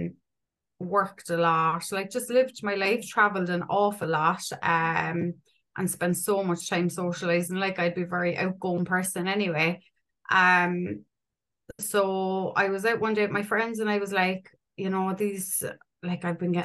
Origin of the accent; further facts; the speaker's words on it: Ireland; I'm 38. I'm from Ireland